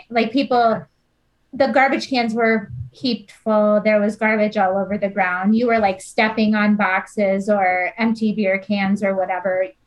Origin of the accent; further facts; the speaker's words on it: Iowa, United States; we're from Iowa, right?